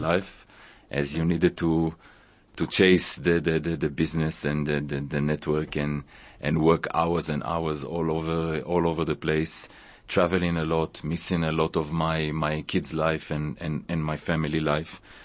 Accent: Israel; moved away as an adult; also born or lived in Tanzania; now in South Africa; I was born in Israel

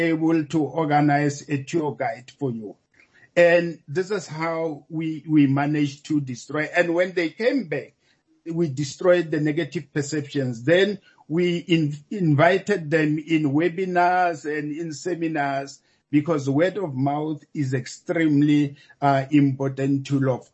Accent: South Africa; I'm South African, even though at the same time I'm an African.

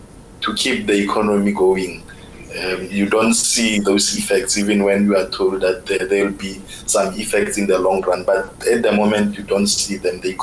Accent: South Africa; moved away as an adult; now in Israel; where I'm coming from South Africa

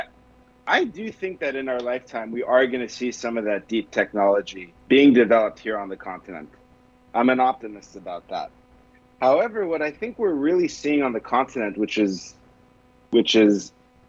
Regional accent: Israel; I'm from Israel originally

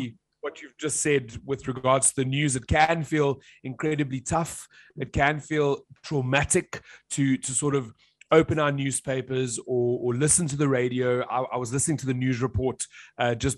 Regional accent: South Africa; as a South African.

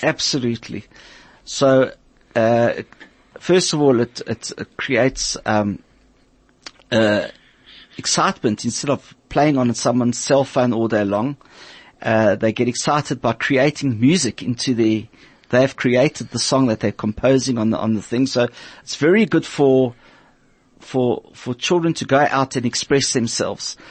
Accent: Port Elizabeth, Eastern Cape, South Africa; I learnt it in Port Elizabeth. I'm from Port Elizabeth

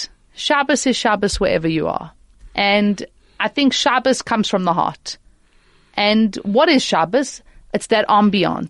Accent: Johannesburg, Gauteng, South Africa; moved away as an adult; now in Mauritius; growing up in Johannesburg

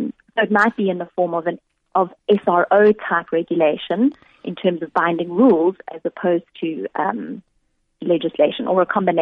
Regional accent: South Africa; And at the moment, as a South African, if your cryptocurrency is hacked or stolen, you know, there's no ombud that you can go and complain to.

